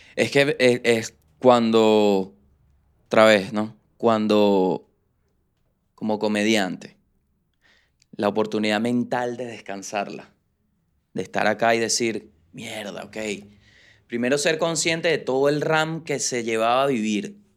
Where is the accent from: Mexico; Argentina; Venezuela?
Venezuela; moved away; nosotros como venezolanos